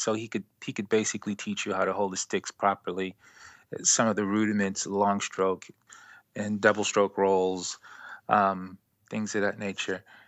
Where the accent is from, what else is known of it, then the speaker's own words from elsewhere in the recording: Baltimore, Maryland, United States; now in Brooklyn, United States; I live in Brooklyn, New York, and I'm originally from Baltimore, Maryland